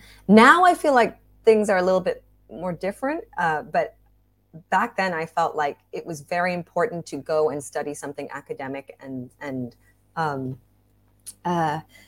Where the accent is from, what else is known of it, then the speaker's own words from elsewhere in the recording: Hong Kong; also born or lived in Singapore; now in Bangkok, Thailand; I have a Thai mom. I had a Welsh dad. I was born in Singapore, grew up in Hong Kong and Bangkok. And I'm currently living in Bangkok working as a freelance actor, voice actor.